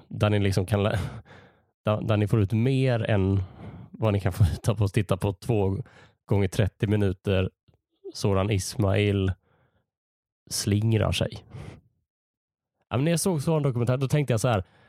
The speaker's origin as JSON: {"language": "Swedish", "town": "Malmö", "region": "Skåne", "country": "Sweden", "tie": "born or raised there", "moved": "yes", "lives_now": "Gothenburg, Sweden", "said": "Jag är uppvuxen i Malmö. Numera bor jag i Göteborg."}